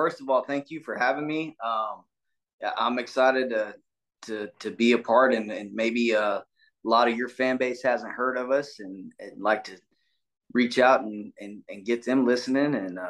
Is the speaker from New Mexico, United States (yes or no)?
yes; Portales, New Mexico, United States; moved away; also born or lived in San Antonio, Texas; We grew up in a town, Portales, New Mexico.